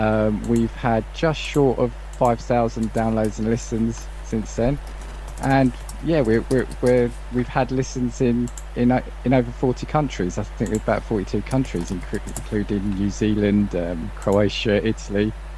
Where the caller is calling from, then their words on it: Welwyn Garden City, East of England, United Kingdom; I am calling from Welwyn Garden City in the UK.